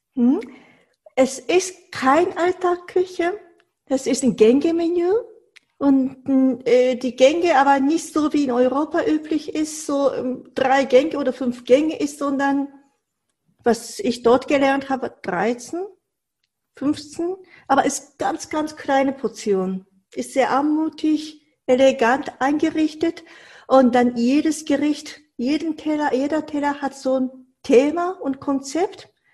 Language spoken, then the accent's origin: German; Tokyo, Japan; moved away; also born or lived in Shikoku; ich komme aus Tokio